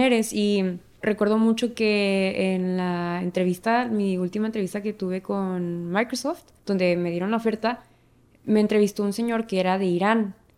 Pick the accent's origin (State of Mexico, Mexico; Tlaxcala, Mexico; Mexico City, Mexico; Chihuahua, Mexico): Chihuahua, Mexico; Ciudad Juárez; soy de México, vivo en la ciudad Juárez, Chihuahua, México y cruzo la frontera todos los días al Paso, Texas.